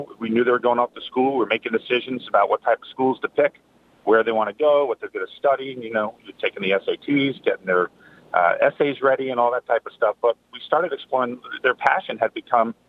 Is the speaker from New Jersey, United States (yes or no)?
yes; Colts Neck, New Jersey, United States; I grew up in Colts Neck, New Jersey, so there were horses around